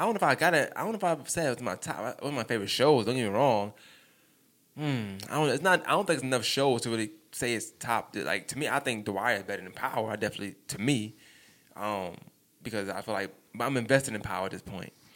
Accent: New York, United States; I'm from New York

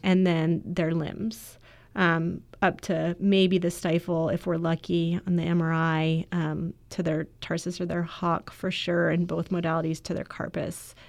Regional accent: Florida, United States; I grew up in Florida

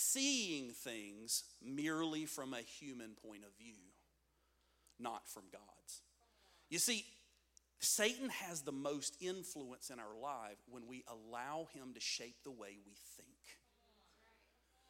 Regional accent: United States; we're Americans

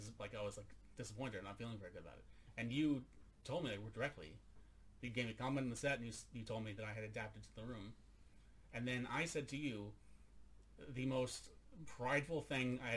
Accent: United States; now in Sweden; I'm an American in Sweden.

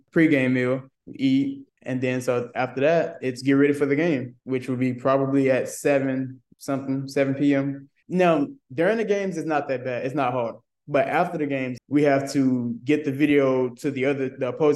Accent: Memphis, Tennessee, United States; I'm from Memphis, Tennessee

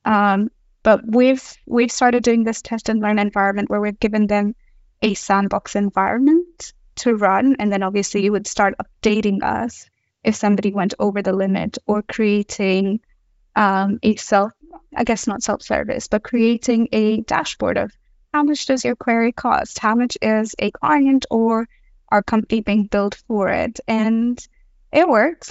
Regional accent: Australia; now in Stockholm, Sweden; I am also from Australia

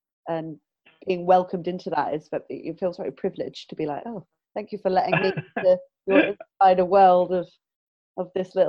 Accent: Southampton, South East England, United Kingdom; now in Bristol, United Kingdom; I'm originally from Southampton, and that's like a forest around there, and like little kooky places in the forest.

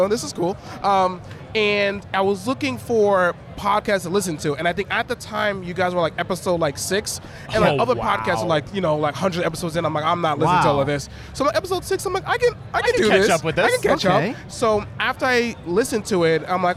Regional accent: Long Island, New York, United States; also born or lived in Miami, Florida; I'm born and raised. Born and raised in New York, Long Island, actually

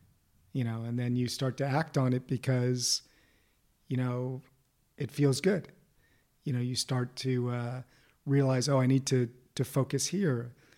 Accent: Beverly Hills, California, United States; In Beverly Hills.

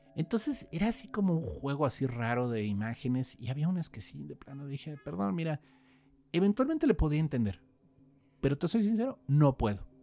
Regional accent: Querétaro, Mexico; yo crecí en Querétaro

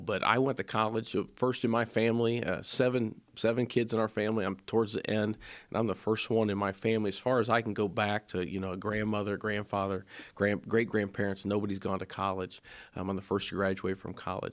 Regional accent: Springfield, Ohio, United States; I come from Springfield area, born and raised there

